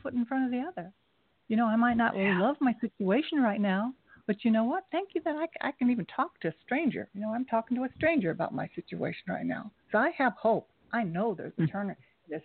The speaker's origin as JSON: {"language": "English", "town": "Kettering", "region": "Ohio", "country": "United States", "moved": "as an adult", "lives_now": "New York City, United States", "said": "I'm from Dayton, Ohio, Kettering"}